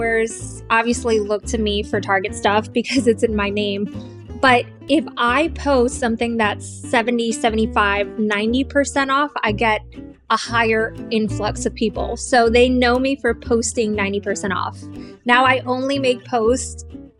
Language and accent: English; Miami, Florida, United States; I grew up in Miami, not in the best of areas in Miami.